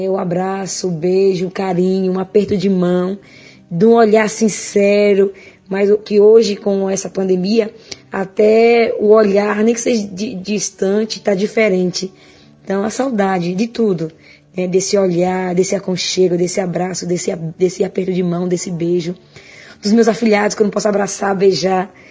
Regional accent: Xique-Xique, Bahia, Brazil; sou de Chique Chique, moro aqui no bairro do BNH Velho.

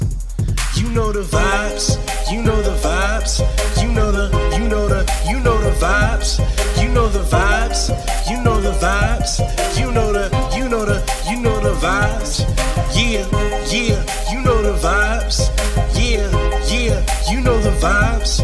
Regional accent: Silver Spring, Maryland, United States; I'm born and raised in Maryland

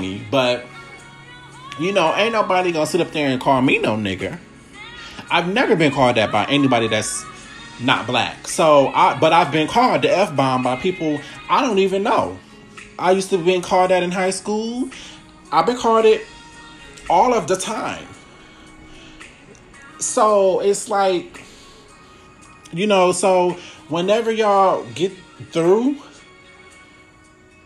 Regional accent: Milwaukee, Wisconsin, United States; I'm from Milwaukee, which is very racially divided

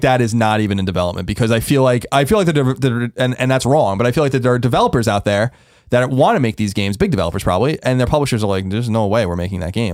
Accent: New York, United States; now in San Francisco, United States; growing up in New York

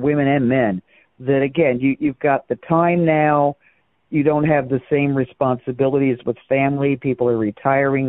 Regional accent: Baltimore, Maryland, United States; moved away as an adult; also born or lived in Louisville, Kentucky / New Mexico / England; now in Eastern Shore, Maryland, United States; I grew up in downtown Baltimore where there were no horses

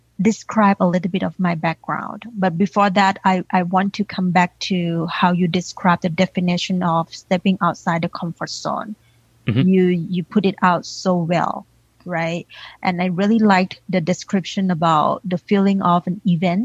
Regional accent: Thailand; English is a second language; now in United States; I grew up in Thailand and I was raised by a single mom, aunties

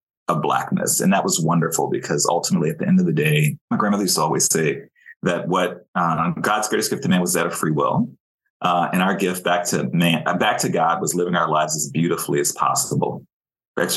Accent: New Orleans, Louisiana, United States; moved away as an adult; also born or lived in Paris, France; now in California, United States; I'd grown up in New Orleans.

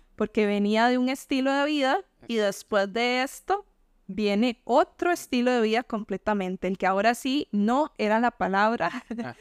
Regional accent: Limón, Costa Rica; moved away; yo quisiera salir de limón. Y por eso siempre me vas a escuchar hablando de limón, porque, o sea, de verdad, yo amo mi pueblo

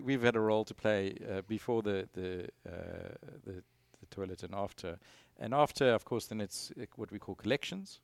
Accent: Eastern Cape, South Africa; moved away as an adult; also born or lived in Stellenbosch / Johannesburg / Houston; now in United States; I grew up on the East Cape of South Africa

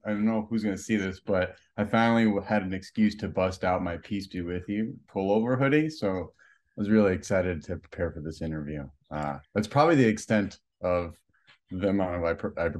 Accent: Chicago, Illinois, United States; I grew up in Humboldt Park

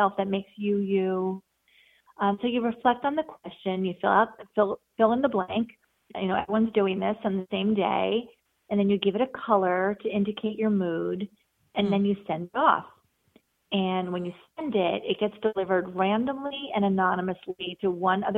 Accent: New York area, United States; I grew up in the New York area and have spent most of my life here

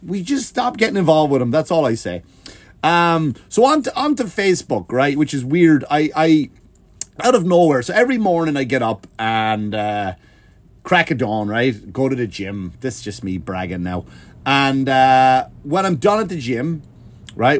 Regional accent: Ireland; accent: Irish; Ireland, we do have a weird, funny accent

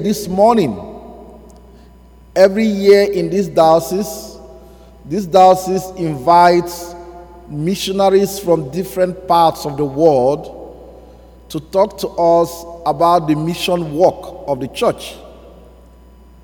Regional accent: Nigeria; accent: Nigerian; now in United States; my beautiful Nigerian accent

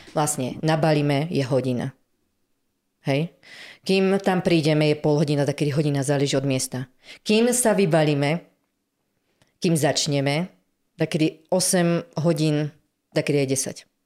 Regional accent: Námestovo, Žilina Region, Slovakia; Som z námestova

